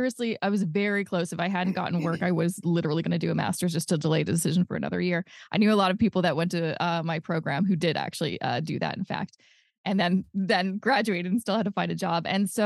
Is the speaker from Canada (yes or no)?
yes; Coquitlam, British Columbia, Canada; I'm originally from Coquitlam, which is a place in British Columbia.